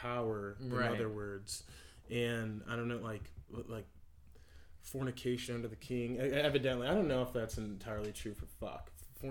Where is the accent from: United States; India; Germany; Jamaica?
United States; Canby, Oregon; born or raised there